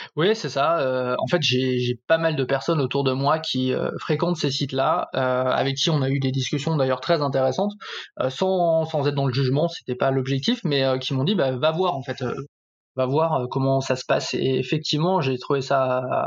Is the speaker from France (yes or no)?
yes; Saint-Étienne, Auvergne-Rhône-Alpes, France; now in Paris region, France; j'habite en région parisienne, je suis originaire de Saint-Étienne